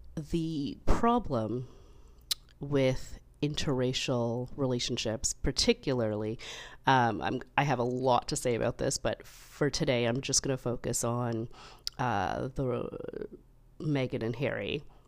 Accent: Canada; as a Canadian, you know, we're part of the Commonwealth

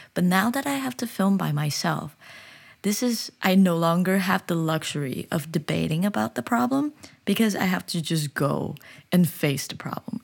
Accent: China; also born or lived in United States; now in South Korea; I'm from China, but I'm living in the U S, so whenever I go back to China, I feel like a foreigner

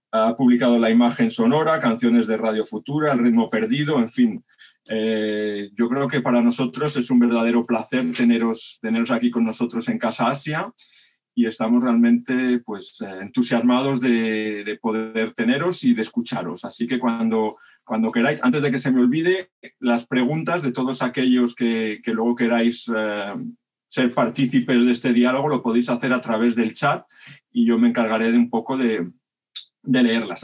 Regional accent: Madrid, Community of Madrid, Spain; also born or lived in Gràcia, Barcelona; now in Barcelona, Spain; Yo además soy un madrileño del barrio barceloní de Gracia, por la suerte de haberme criado con la movida madrileña

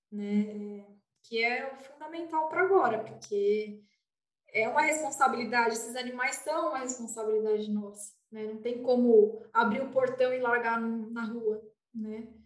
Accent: São Paulo, Brazil; sou de São Paulo.

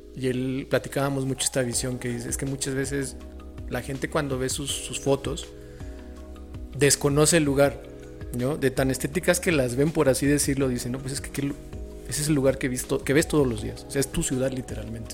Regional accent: San Luis Potosí, Mexico; soy de San Luis

